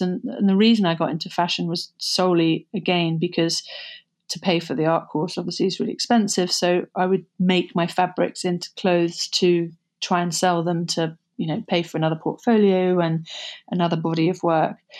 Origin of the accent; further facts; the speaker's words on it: Somerset, South West England, United Kingdom; moved away as an adult; also born or lived in London; Growing up in Somerset was, um, bucolic.